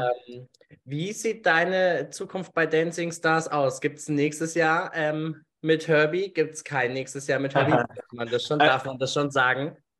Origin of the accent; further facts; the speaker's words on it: Germany; bei uns in Deutschland